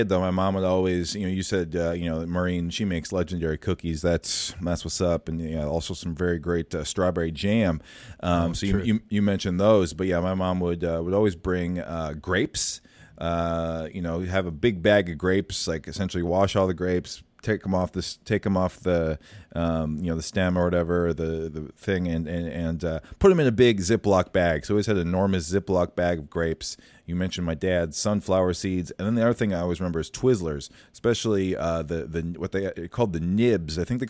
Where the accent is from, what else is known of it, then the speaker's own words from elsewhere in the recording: West Des Moines, Iowa, United States; moved away; That was when I was living in West Des Moines, Iowa. I remember a lot of my teachers once I moved to Minnesota in fourth grade.